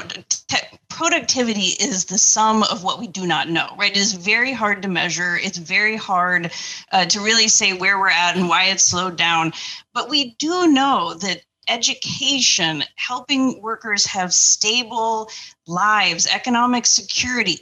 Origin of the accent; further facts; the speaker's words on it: Indiana, United States; moved away; grew up in Indiana